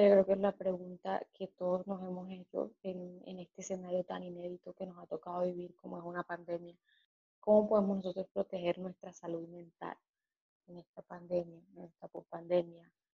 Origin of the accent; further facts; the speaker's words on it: Colombia; En países como el nuestro, como el colombiano